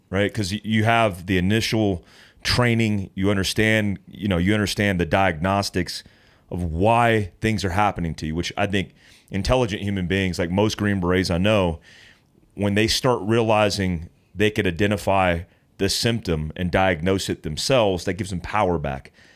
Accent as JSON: {"language": "English", "region": "North Carolina", "country": "United States", "tie": "born or raised there", "moved": "yes", "said": "I grew up in North Carolina at the foothills of the Appalachians"}